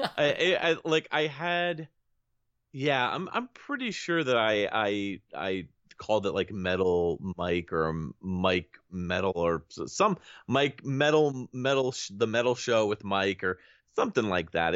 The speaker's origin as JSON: {"language": "English", "region": "Connecticut", "country": "United States", "said": "I'm from Connecticut"}